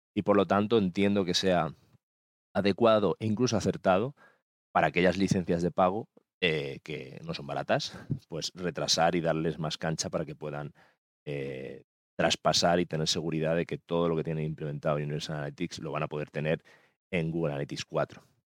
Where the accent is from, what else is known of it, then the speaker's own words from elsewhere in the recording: Mallorca, Balearic Islands, Spain; mi tierra, de Mallorca